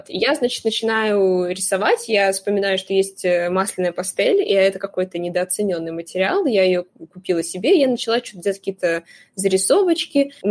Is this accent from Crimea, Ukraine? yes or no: yes; Crimea, Ukraine; moved away as an adult; now in Moscow, Russia; я приехала из Крыма в Москву, поступила на юрфак